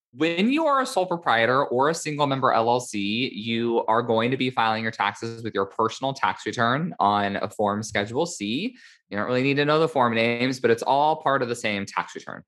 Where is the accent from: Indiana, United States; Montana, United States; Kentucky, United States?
Indiana, United States; now in California, United States; my home state of Indiana